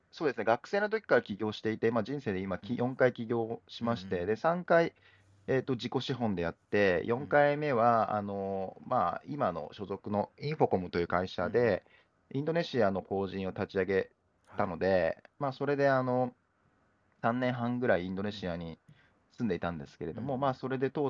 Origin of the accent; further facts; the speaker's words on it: Hiroshima, Japan; 広島県出身なんですけど、広島出身なんですけど